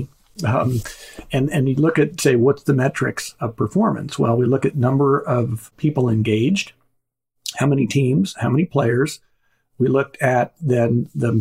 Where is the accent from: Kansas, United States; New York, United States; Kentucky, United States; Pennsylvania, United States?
Kansas, United States; Wichita; growing up in Wichita, actually, Friday night was Pizza Hut night